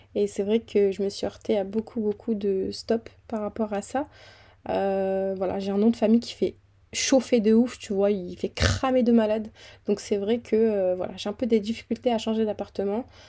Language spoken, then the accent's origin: French; Fréjus, Provence-Alpes-Côte d'Azur, France; moved away as an adult; now in Île-de-France, France; je viens d'une petite ville dans le sud qui s'appelle Fréjus